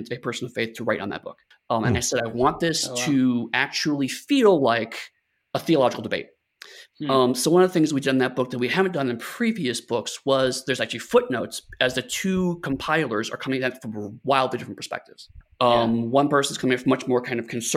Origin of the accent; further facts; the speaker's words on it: Lorain, Ohio, United States; I grew up in a city called Lorain, Ohio. It's about an hour-ish west of Cleveland.